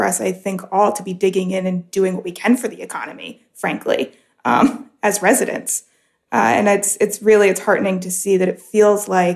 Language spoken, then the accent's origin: English; United States; now in United Arab Emirates; I look back to my home country in the United States